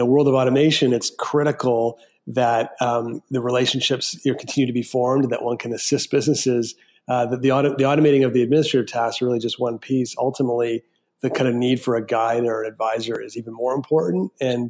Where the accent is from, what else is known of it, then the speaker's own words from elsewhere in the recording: Canada; moved away; also born or lived in San Francisco, United States; I'm a Canadian, and I moved to San Francisco and lived there for 7 years.